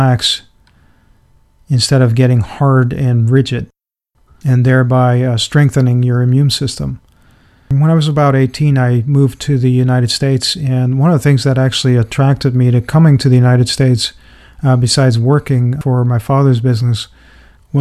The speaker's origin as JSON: {"language": "English", "country": "Netherlands", "tie": "born or raised there", "said": "I grew up in the Netherlands as a very introverted and shy and retreated type of child"}